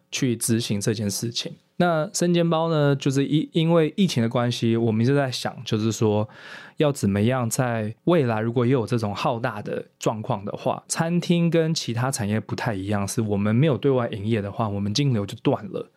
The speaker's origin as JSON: {"language": "Chinese", "country": "Taiwan", "tie": "born or raised there", "also_born_or_lived": "United States", "moved": "as an adult", "said": "我虽然在美国念书，但是我是在台湾长大的"}